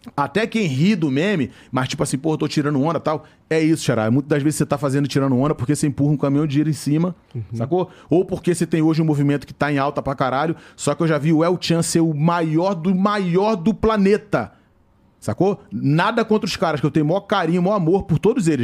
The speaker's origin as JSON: {"language": "Portuguese", "region": "Rio de Janeiro", "country": "Brazil", "tie": "born or raised there", "said": "Eu faço show lá na minha área, onde eu nasci. Onde eu me criei, né? Porque eu nasci na Nova Holanda. Aí eu saí da Nova Holanda com 7 anos de idade. Aí meu pai ganhou uma casa, que lá na Nova Holanda era barraco. Aí meu pai ganhou uma casa na Vila do Pinheiro."}